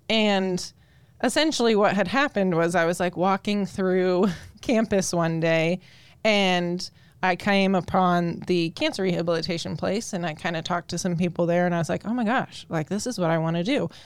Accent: Colorado, United States; moved away as an adult; now in Indiana, United States; I'm actually born and raised in Colorado when I moved out to Indiana about, oh, I think it's about five years ago now

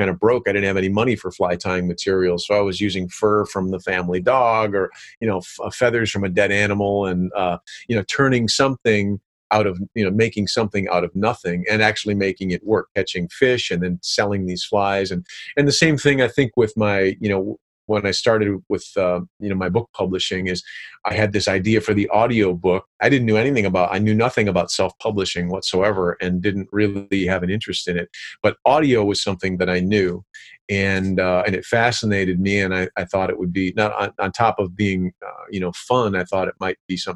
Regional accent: Michigan, United States; i lived on i grew up on the AuSable river i was a fly fisherman

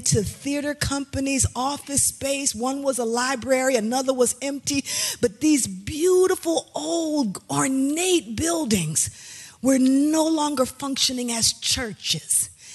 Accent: Trenton, New Jersey, United States; I grew up in Trenton, New Jersey. I am a home girl

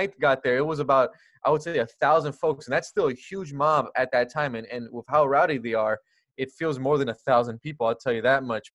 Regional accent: California, United States; I'm from California

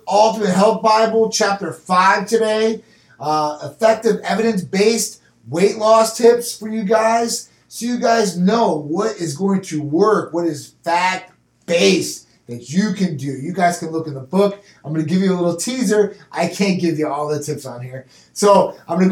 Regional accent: Midwest, United States; I'm from the Midwest where you get all the seasons and you get the snow

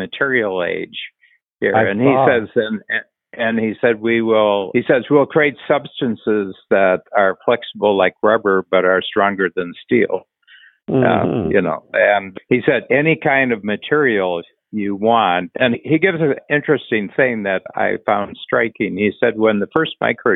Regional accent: Ohio, United States; I'm from Ohio. I grew up about 120 miles north of where they're talking about.

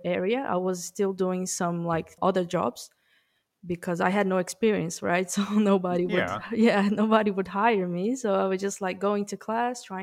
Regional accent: Brazil; English is a second language; moved away as an adult; now in New Zealand; I'm from Brazil originally. I'm just in New Zealand for 10 months

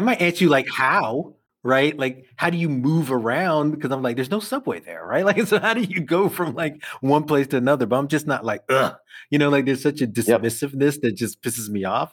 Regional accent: New York City, New York, United States; I'll say I'm from Brooklyn

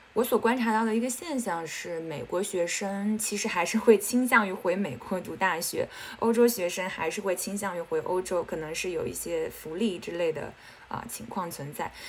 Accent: Xiangyang, Hubei, China; moved away as an adult; also born or lived in Pennsylvania, United States / New York, United States; 我是来自湖北襄阳

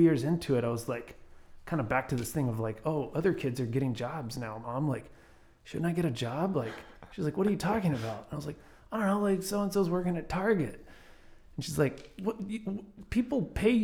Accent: Grapevine, Texas, United States; I grew up in Grapevine.

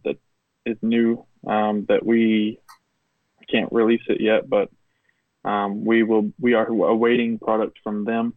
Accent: Knoxville, Tennessee, United States; I'm from Knoxville, Tennessee

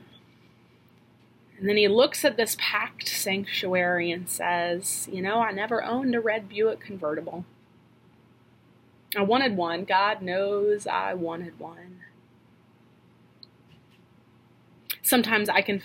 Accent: Norfolk, Virginia, United States; Norfolk, Virginia, where I'm from

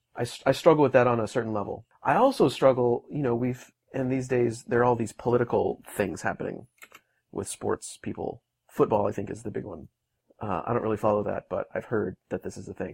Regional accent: north of Houston, Texas, United States; I'm from just a little ways north of there

